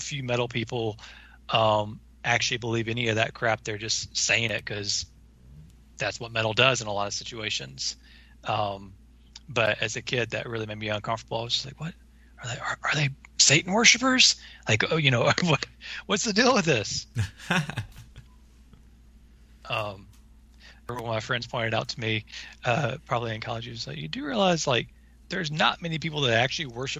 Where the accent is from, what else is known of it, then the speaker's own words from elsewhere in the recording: Alabama, United States; growing up in the South